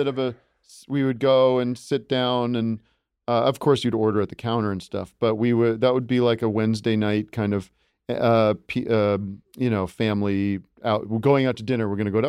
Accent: Allentown, Pennsylvania, United States; I grew up in Allentown, Pennsylvania, and the restaurant that we would go to was a restaurant called the Brass Rail

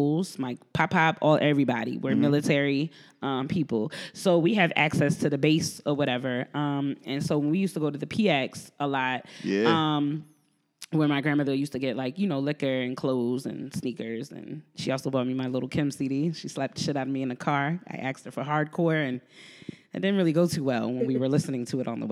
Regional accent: New Jersey, United States; I'm from Jersey

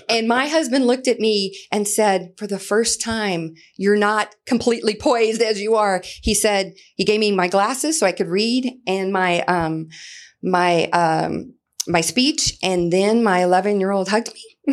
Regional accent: New Iberia, Louisiana, United States; moved away as an adult; also born or lived in Lafayette, Louisiana; now in Goodyear, Arizona, United States; I'm originally from New Iberia, Louisiana, and I can remember being fifteen years old, cheering on the football field at New Iberia Senior High School

